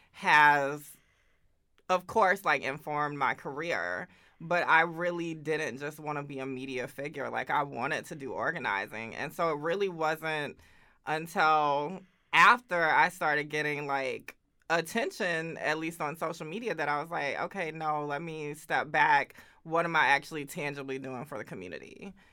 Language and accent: English; Augusta, Georgia, United States; moved away as an adult; now in Oakland, United States; I grew up in Augusta, Georgia.